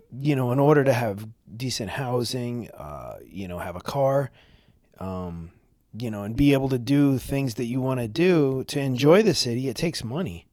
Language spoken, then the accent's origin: English; New York City, New York, United States; born or raised there; moved away as an adult; now in Florida, United States